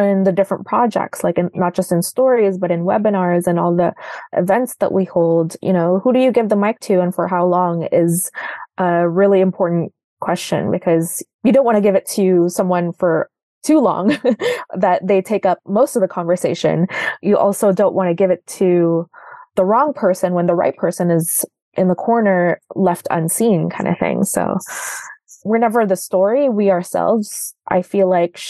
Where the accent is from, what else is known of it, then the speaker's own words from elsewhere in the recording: Toronto, Ontario, Canada; also born or lived in Makati City, Philippines; I was born in Makati City, which is part of the greater Manila area. I moved to Canada. I moved to Toronto in 2001. I was 9 years